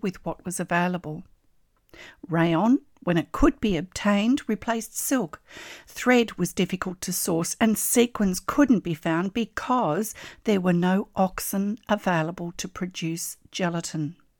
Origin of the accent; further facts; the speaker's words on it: Australia; I'm an Australian textile artist